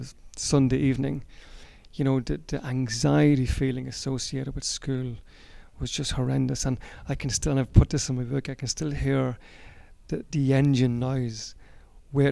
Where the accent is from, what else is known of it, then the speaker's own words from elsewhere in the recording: Cootehill, County Cavan, Ireland; In Coothill and Cavan.